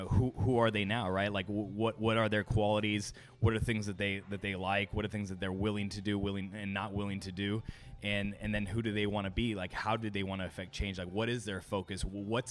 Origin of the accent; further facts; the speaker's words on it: Los Angeles, California, United States; also born or lived in Arizona / Las Vegas / New York; now in Orlando, United States; I grew up in Los Angeles.